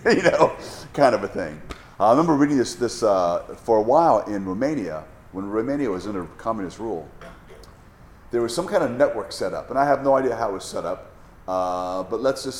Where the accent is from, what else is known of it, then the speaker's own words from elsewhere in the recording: United States; As an American